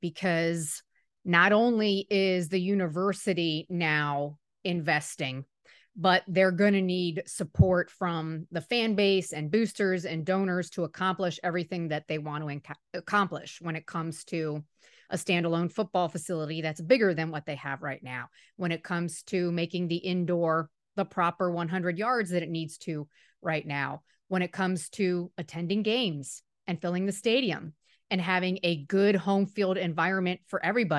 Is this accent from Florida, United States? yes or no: yes; Miami, Florida, United States; I'm from Miami.